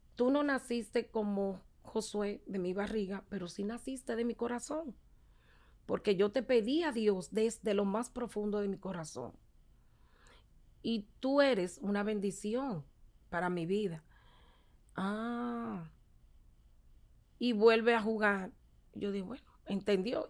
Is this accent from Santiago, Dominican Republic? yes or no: no; Santo Domingo, Distrito Nacional, Dominican Republic; Soy la cuarta de ocho hermanos. Eh, me crié con mis padres